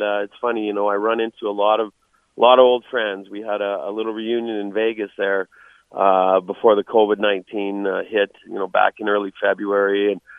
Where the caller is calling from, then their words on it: Calgary, Alberta, Canada; You're calling me, and I'm talking from Calgary, Alberta, Canada.